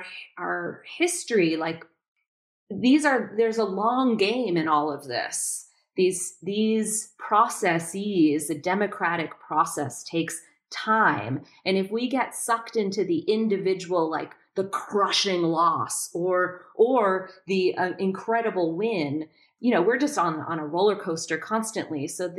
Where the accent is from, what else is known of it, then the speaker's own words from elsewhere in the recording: New York, United States; also born or lived in Boston; Again, I'm from New York and Boston and, you know, more liberally minded.